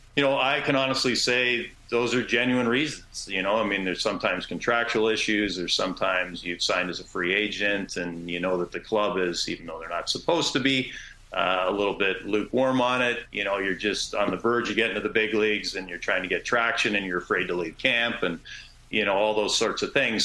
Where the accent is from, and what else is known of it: Canada